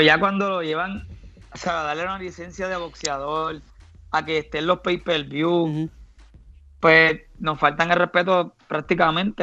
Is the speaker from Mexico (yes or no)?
no; Barranquitas, Puerto Rico; born or raised there